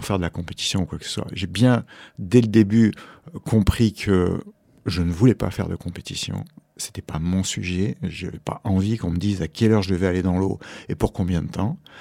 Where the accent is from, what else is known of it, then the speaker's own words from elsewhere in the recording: Mediterranean, France; moved away as an adult; also born or lived in Hawaii; j'ai grandi en Méditerranée